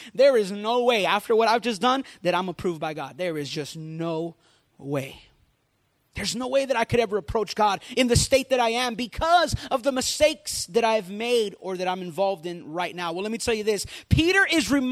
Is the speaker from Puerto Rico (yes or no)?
yes; Puerto Rico; I grew up in Puerto Rico